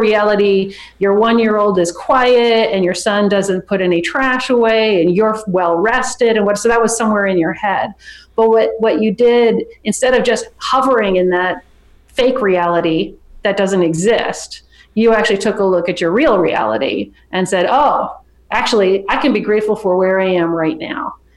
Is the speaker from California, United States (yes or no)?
yes; San Francisco, California, United States; I'm from San Francisco